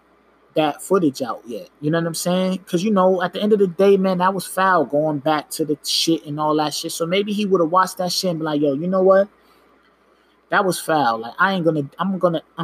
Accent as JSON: {"language": "English", "region": "New York", "country": "United States", "said": "I'm from New York"}